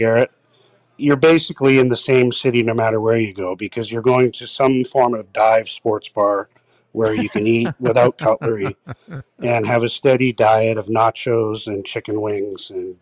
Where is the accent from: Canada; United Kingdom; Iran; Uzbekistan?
Canada; Vancouver, British Columbia; I'm a Vancouver boy. I grew up in Kerrisdale